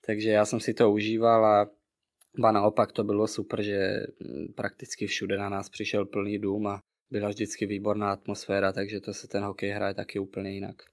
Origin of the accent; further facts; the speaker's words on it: Czechia; moved away as an adult; now in Bratislava, Slovakia; jsem z Česka